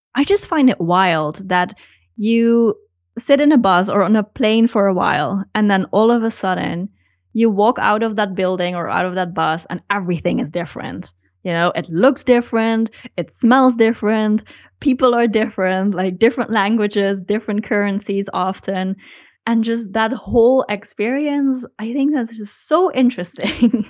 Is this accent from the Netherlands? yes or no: yes; Netherlands; moved away as an adult; now in Hamburg, Germany; No, I'm from the Netherlands.